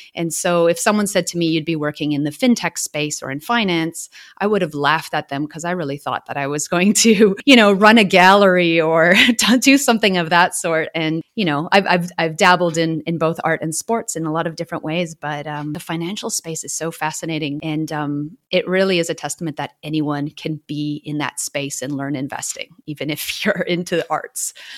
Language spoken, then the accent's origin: English; Canada; now in Melbourne, Australia; I'm a Canadian living in Wurundjeri land in Australia, also known as Melbourne.